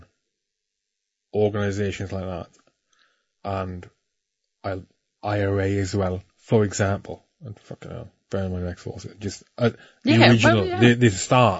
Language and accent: English; Wales, United Kingdom; I'm Welsh